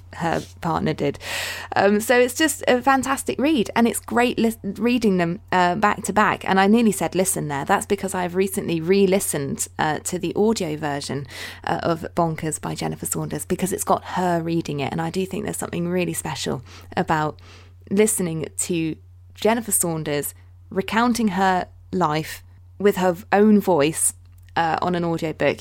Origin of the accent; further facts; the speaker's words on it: Dorset, South West England, United Kingdom; I'm from Dorset